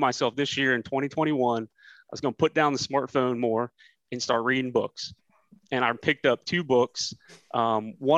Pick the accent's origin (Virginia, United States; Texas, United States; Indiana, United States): Virginia, United States; Manassas; moved away as an adult; now in Melbourne, Florida, United States; born and raised in Manassas